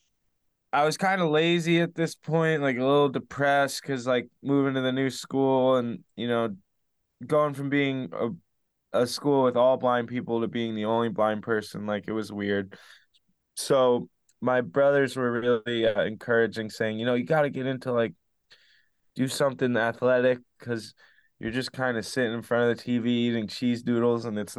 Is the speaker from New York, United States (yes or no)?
no; Spring Lake, New Jersey, United States; so I grew up in Spring Lake, New Jersey